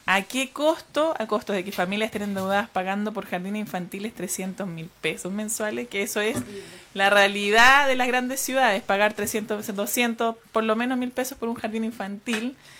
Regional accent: Santiago, Santiago Metropolitan Region, Chile; now in Aysén, Chile; Yo nací, crecí Santiago y, en Santiago vivíamos en un pasaje

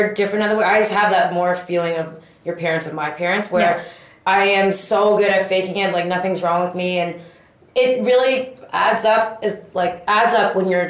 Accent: Toronto, Ontario, Canada; born or raised there

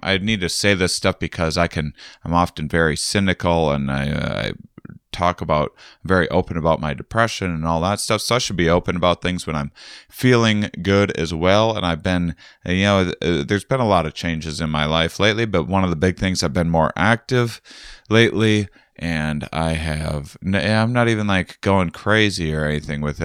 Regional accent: Wisconsin, United States; I'm from Wisconsin

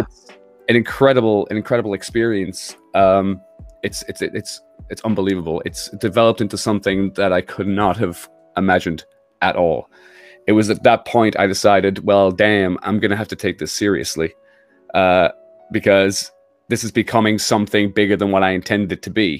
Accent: United Kingdom

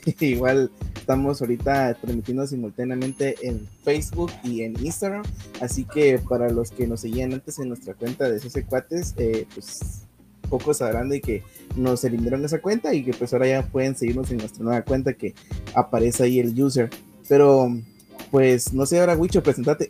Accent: Guatemala; como guatemaltecos

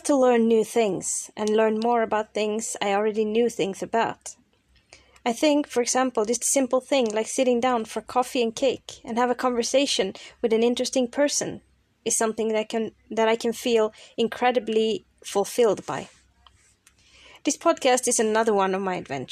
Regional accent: Toronto, Ontario, Canada; moved away as an adult; also born or lived in Brazil / Lisbon, Portugal; now in London, United Kingdom; I was born and grew up in the outskirts of Toronto, in Canada

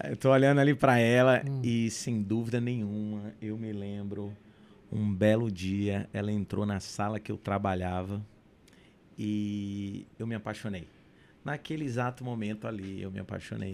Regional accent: São Luís, Maranhão, Brazil; also born or lived in United States; Eu, eu saí de São Luís

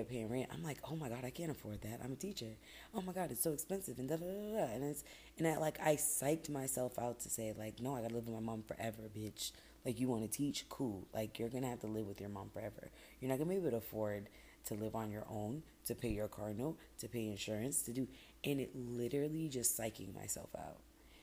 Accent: Boston, Massachusetts, United States; moved away as an adult; That was my hometown. I love Boston

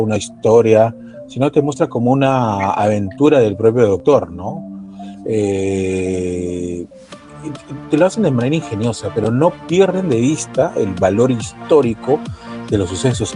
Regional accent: Peru

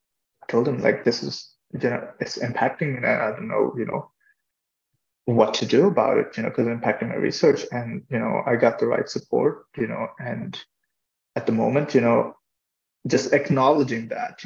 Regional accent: Ireland; growing up in Ireland, you know, you have to go, you can't go to the hospital

